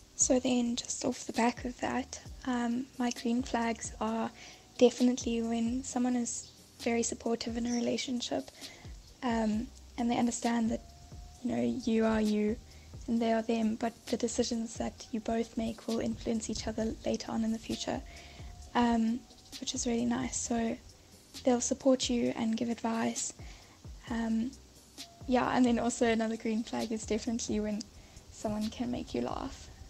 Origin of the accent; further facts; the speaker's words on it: Howick, KwaZulu-Natal, South Africa; I'm from Howick in KZN